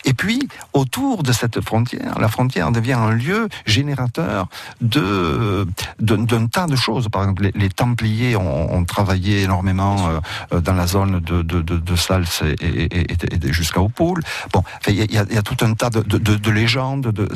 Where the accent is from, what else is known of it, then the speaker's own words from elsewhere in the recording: Coustouges, Occitania, France; first language Catalan; French is a second language; also born or lived in Bassegoda, Catalonia, Spain; je suis né à Bassagode, de l'autre côté de la frontière. Je suis rentré en France à l'âge de deux mois.